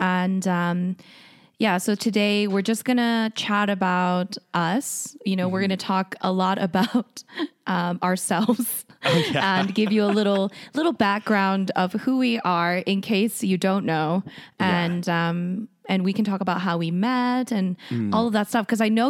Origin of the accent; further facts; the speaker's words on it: Calgary, Alberta, Canada; also born or lived in South Korea; So basically, I was born in South Korea, mm-hmm. and I moved to Calgary when I was 8. And I pretty much lived mostly in Calgary for most of my life